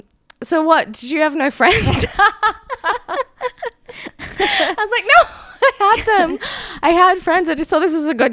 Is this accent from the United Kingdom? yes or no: no; Queensland, Australia; born or raised there